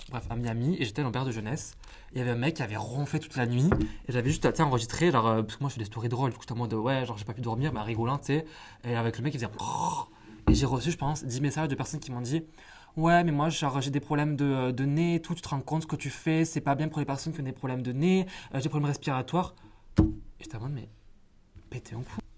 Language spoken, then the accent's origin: French; France; on est français